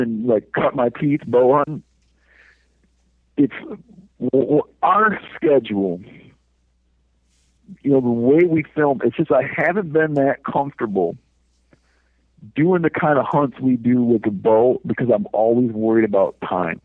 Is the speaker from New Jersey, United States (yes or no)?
no; Michigan, United States; when I grew up in Michigan